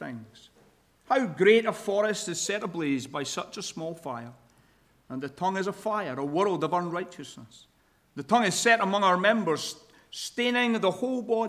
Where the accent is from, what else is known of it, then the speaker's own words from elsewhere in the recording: Scotland, United Kingdom; accent: Scottish; now in Sacramento, United States; my Scottish accent